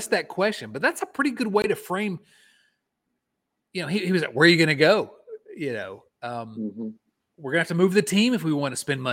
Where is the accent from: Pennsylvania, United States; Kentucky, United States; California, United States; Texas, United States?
Kentucky, United States; Eastern Kentucky border, United States; now in Richmond, Virginia, United States; Nate and I grew up on the Eastern Kentucky border